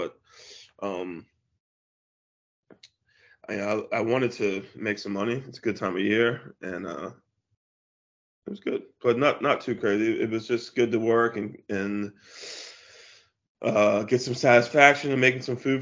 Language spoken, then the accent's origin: English; DC and Maryland, United States; also born or lived in Washington, D.C.; I grew up in the South a bit, but DC and Maryland, it's right on the borderline